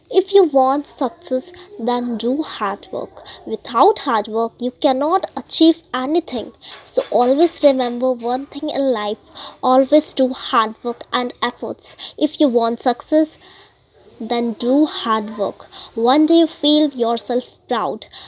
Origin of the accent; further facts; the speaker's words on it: Jabalpur, Madhya Pradesh, India; from Jabalpur, Madhya Pradesh